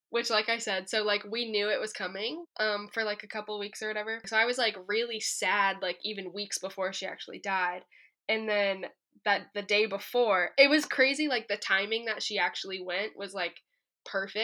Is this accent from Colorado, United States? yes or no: yes; Colorado, United States; I'm from Colorado